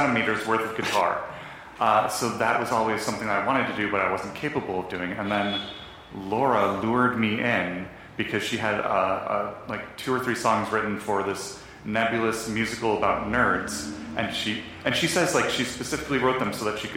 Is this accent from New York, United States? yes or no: yes; Buffalo, New York, United States; now in Los Angeles, United States; I'm from Buffalo, New York